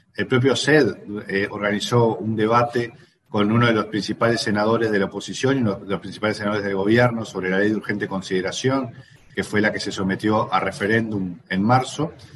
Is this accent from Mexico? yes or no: no; Uruguay; los uruguayos atravesamos la pandemia